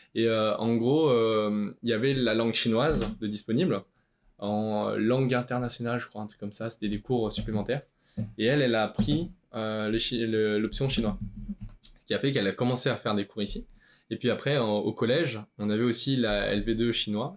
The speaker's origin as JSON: {"language": "French", "country": "France", "tie": "born or raised there", "first_language": "Chinese", "said": "je suis né en France. La première langue que j'ai appris, c'était le chinois"}